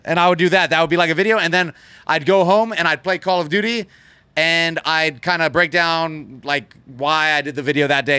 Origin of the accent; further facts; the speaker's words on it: Las Vegas, Nevada, United States; I was born and raised right here in Las Vegas